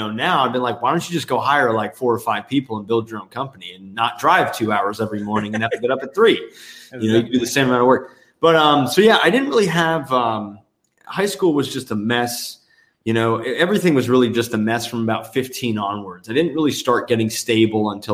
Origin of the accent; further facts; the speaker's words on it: New Jersey, United States; moved away as an adult; also born or lived in New York City / New Mexico / Los Angeles / China; now in Miami, United States; I was born and raised in New Jersey